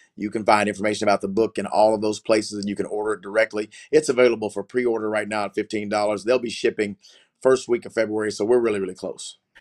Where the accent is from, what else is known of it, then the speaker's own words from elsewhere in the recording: Oklahoma City, Oklahoma, United States; I, am from Oklahoma City. I grew up in the greater Oklahoma City metro area, really in the country